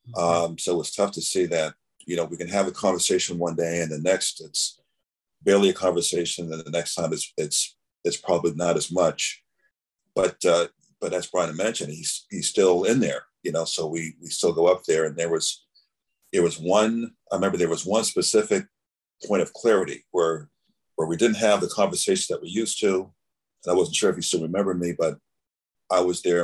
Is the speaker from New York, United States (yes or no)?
no; Framingham, Massachusetts, United States; when we were growing up in Framingham